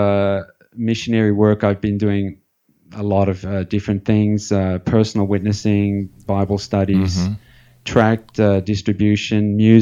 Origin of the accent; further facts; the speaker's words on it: Melbourne, Victoria, Australia; I was born in Melbourne, Australia, where I am now. That was back in 61. I grew up in the suburbs there, nothing unusual